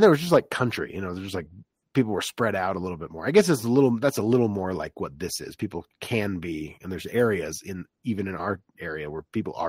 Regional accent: Orlando, Florida, United States; moved away; growing up in Florida, like I knew what the sticks was, you know, like I knew what rural Florida looked like compared to, you know, my very suburban upbringing in Orlando.

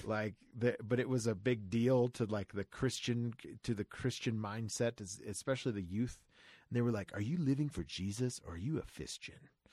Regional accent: Florida, United States; I grew up in Florida

